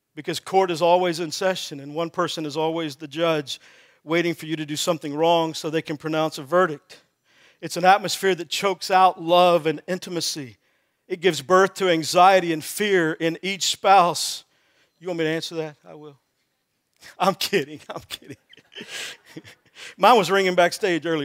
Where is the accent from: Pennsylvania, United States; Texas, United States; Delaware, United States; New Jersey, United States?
Texas, United States; I grew up in Texas